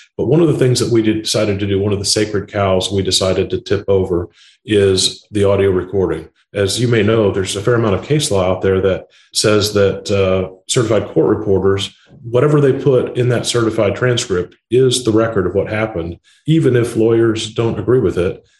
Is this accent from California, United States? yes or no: no; Indiana, United States; I was born and raised in Indiana, a flyover state.